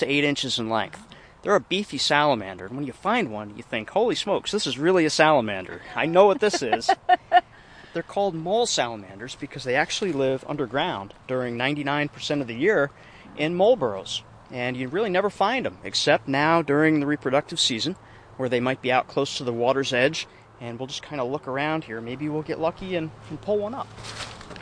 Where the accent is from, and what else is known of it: Circleville, New York, United States; born or raised there; also born or lived in Sullivan County, New York